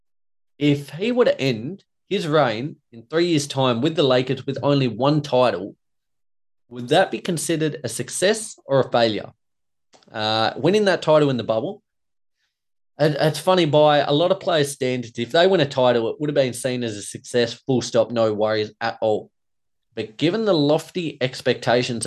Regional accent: Australia; myself, as an Aussie

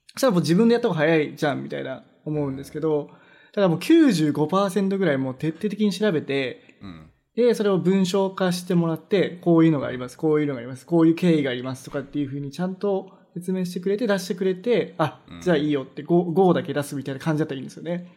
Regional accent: Japan; now in Vancouver, Canada; 僕らみたい、日本人の人

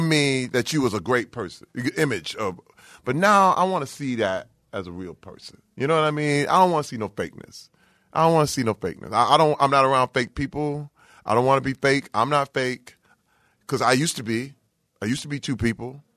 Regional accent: Flint, Michigan, United States; I'm from Flint, Michigan

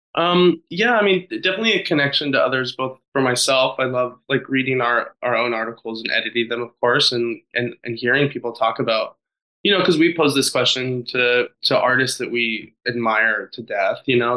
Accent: Nevada, United States; I grew up in Nevada

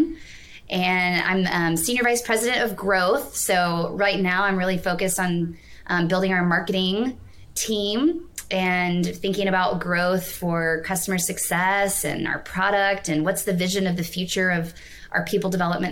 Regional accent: Nashville, Tennessee, United States; moved away as an adult; also born or lived in New York City; I was born and raised in Nashville, Tennessee

